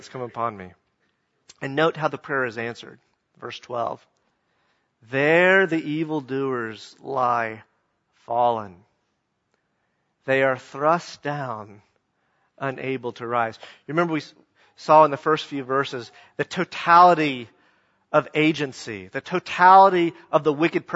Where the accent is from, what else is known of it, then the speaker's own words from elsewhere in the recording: the South, United States; I'm a Southerner